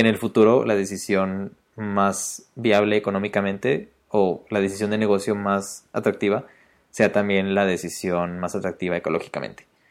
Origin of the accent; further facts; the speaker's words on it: Mexico City, Mexico; accent: chilango; yo soy de Ciudad de México, digo jitomates.